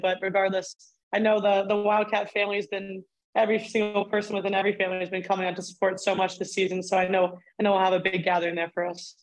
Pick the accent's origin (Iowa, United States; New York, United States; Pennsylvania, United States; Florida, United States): Pennsylvania, United States; Reinholds; moved away as an adult; Growing up in Reinholds, PA, definitely a different experience.